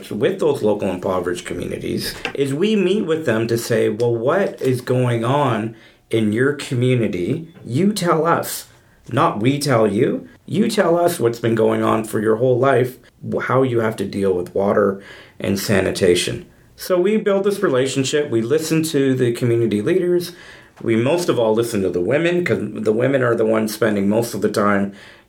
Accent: Mississauga, Ontario, Canada; I grew up in Mississauga in Ontario

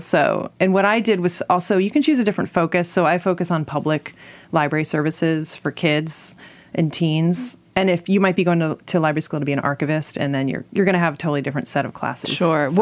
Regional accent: Alexandria, Virginia, United States; I grew up in Alexandria, Virginia

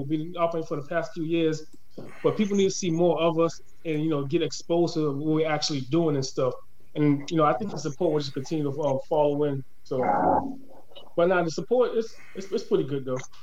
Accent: Boston, Massachusetts, United States; I'm, I'm born and raised in Boston, so you know I've been here all my life

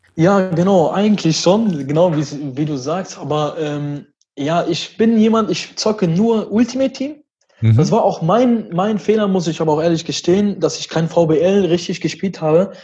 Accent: Düsseldorf, North Rhine-Westphalia, Germany; also born or lived in Brussels, Belgium; ich bin aus Düsseldorf. Ich bin in Belgien geboren, in Brüssel und bin mit zwei Jahren dann hier rübergekommen mit meinen Eltern

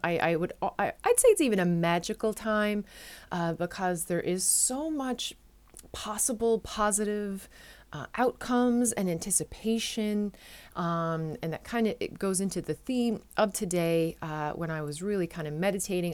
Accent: Newfoundland and Labrador, Canada; now in Netherlands; I'm a Newfoundlander and Canadian coming to you from a city just south of Amsterdam in the Netherlands

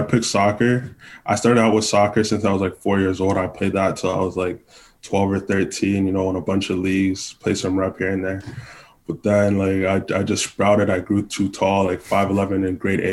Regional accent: Brampton, Ontario, Canada; So I'm from Brampton.

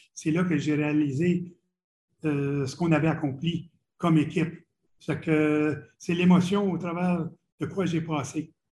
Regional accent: Ottawa region, Ontario, Canada; moved away; also born or lived in Montreal / Boston / Quebec City; j'ai grandi dans la région d'Ottawa, qui est deux heures de Montréal.

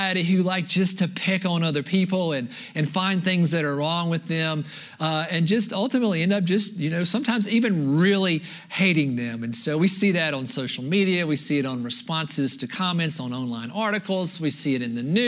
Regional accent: United States; being an American

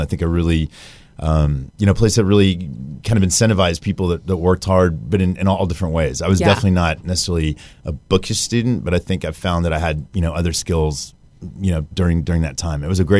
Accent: Houston, Texas, United States; I grew up in Houston.

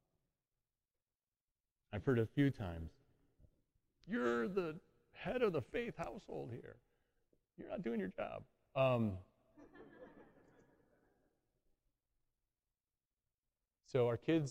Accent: Chicago, Illinois, United States; moved away as an adult; also born or lived in Metro Detroit; now in Detroit, United States; I grew up in Chicago.

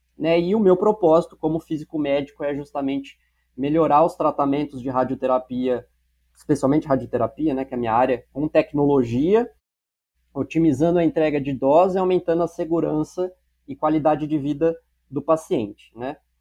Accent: São Paulo, Brazil; also born or lived in Barretos; eu nasci em Barretos, né, cidade do interior do estado de São Paulo. É, ainda pequeno, fui morar na cidade de São Paulo, onde eu cresci e onde hoje eu moro

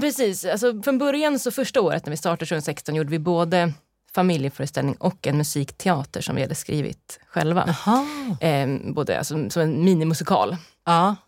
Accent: Sweden; moved away; hemma i Sverige

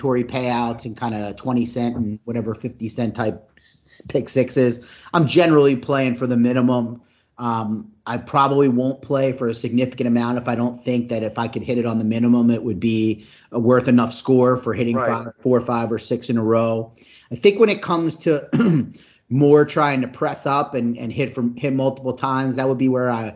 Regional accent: New Jersey, United States; moved away; also born or lived in Philadelphia; I'm from Philadelphia.

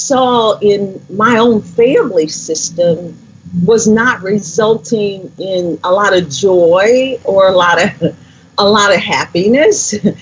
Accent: Indianapolis, Indiana, United States; I grew up right where I am right now in Indianapolis, Indiana

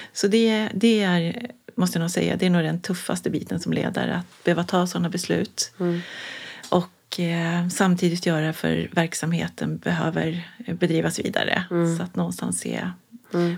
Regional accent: Kiruna, Norrbotten County, Sweden; växte jag upp i Kiruna

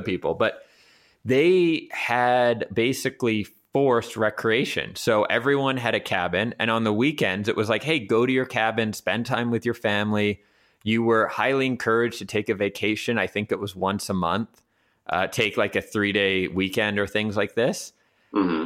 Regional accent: Vancouver, British Columbia, Canada; moved away as an adult; also born or lived in New York / Hamburg, Germany / Berlin, Germany / Bologna, Italy; now in Prague, Czech Republic; the people that I grew up with in Vancouver and my own family

